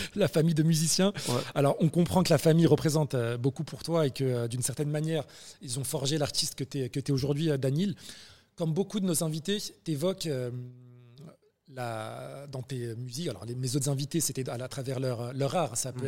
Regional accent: France; maghrébins de France. En l'occurrence, toi et moi

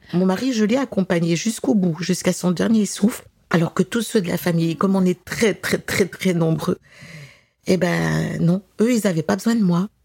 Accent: Grenoble region, Auvergne-Rhône-Alpes, France; je suis originaire de la région de Grenoble.

